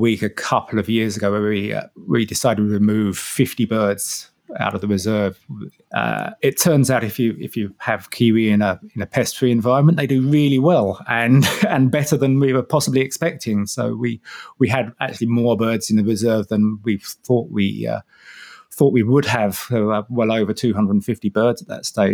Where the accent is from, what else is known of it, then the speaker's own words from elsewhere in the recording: Harlow, East of England, United Kingdom; moved away as an adult; also born or lived in Shetland Islands, Scotland; now in Te Anau, New Zealand; I'm from Harlow in Essex in England originally, so somewhere between London and Cambridge